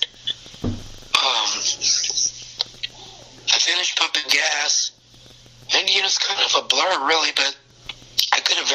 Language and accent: English; Brownsville, Texas, United States; moved away; I grew up in Brownsville, Texas.